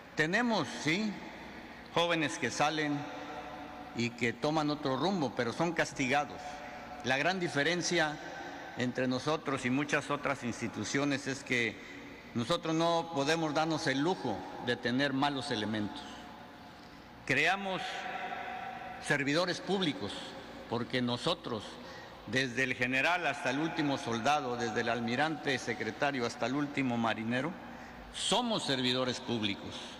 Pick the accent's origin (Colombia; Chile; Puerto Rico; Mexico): Mexico; somos nosotros los mexicanos